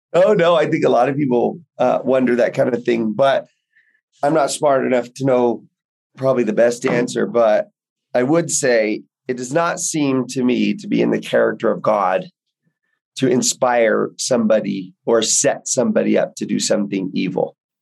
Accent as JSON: {"language": "English", "town": "Houston", "region": "Texas", "country": "United States", "tie": "born or raised there", "said": "I grew up in Texas, in Houston, in just Baptist territory"}